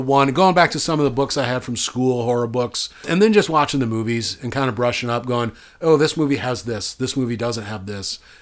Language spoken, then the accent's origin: English; Dyersville, Iowa, United States; moved away; It's where I'm from.